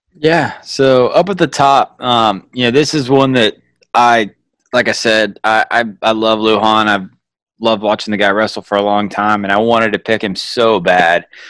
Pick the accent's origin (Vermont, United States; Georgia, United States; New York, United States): Georgia, United States; I grew up in Georgia